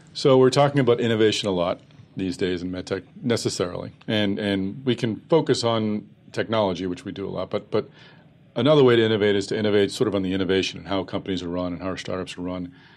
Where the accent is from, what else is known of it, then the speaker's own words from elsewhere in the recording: Massachusetts, United States; I'm from Massachusetts. I live in Boston